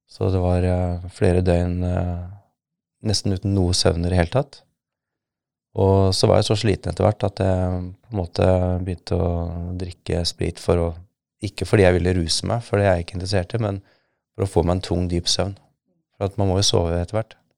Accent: Somalia; moved away as an adult; now in Norway; Men jeg merket jo en endring allerede i 1995, året etter at jeg kom fra Somalia, at eh, det er noe gærent.

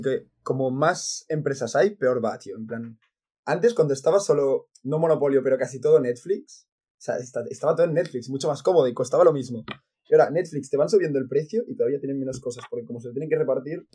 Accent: Catalonia, Spain; de pequeño, porque aquí en Cataluña

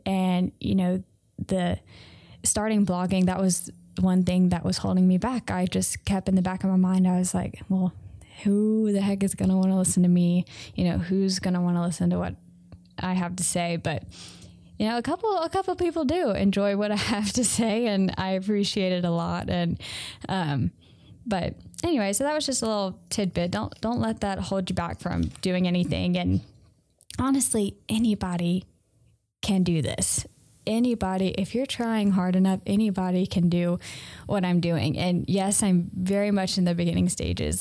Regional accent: Mississippi, United States; I'm from Mississippi. And honestly, we didn't have any stores here. until, like, the end of my high school

